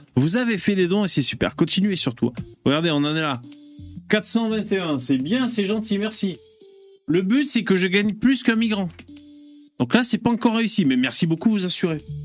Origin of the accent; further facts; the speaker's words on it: south of France, France; accent: southern; j'ai l'accent du sud qui remonte.